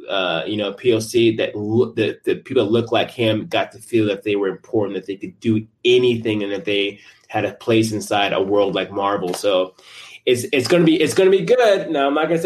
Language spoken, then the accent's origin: English; Tucson, Arizona, United States